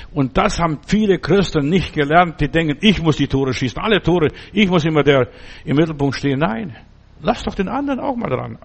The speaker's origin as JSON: {"language": "German", "town": "Stuttgart", "region": "Baden-Württemberg", "country": "Germany", "said": "bei uns in Stuttgart"}